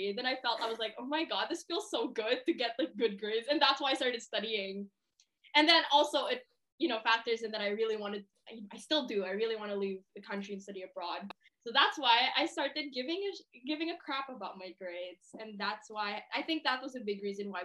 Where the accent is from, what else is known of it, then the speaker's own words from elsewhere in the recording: Philippines; I'm Filipino